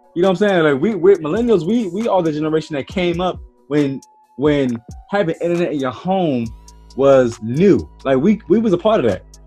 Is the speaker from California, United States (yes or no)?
no; Maryland, United States; I'm first generation from Maryland. You know, er, my, mm. my parents from you know down south